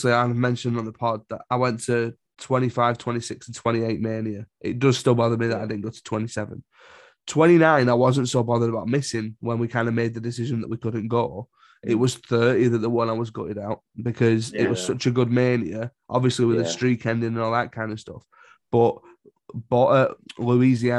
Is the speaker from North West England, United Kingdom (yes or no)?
yes; Oldham, North West England, United Kingdom; I'm pasty white from Oldham